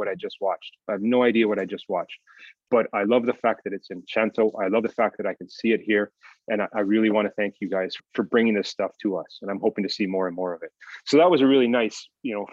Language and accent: English; Calgary, Alberta, Canada; now in China; if I look back on my youth and growing up, I'm from Canada.